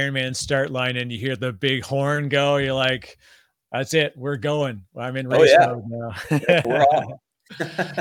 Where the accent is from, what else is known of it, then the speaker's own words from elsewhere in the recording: Canada; Fellow Canadian.